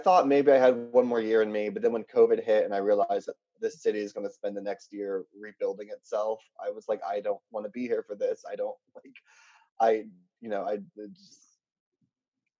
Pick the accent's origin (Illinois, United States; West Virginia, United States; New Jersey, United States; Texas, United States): West Virginia, United States; born or raised there; also born or lived in Pittsburgh; now in Chicago, United States